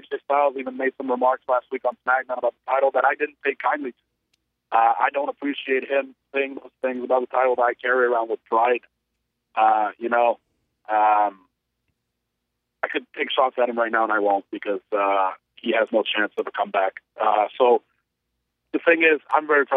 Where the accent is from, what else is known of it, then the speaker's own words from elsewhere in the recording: Canada; I was from Canada as well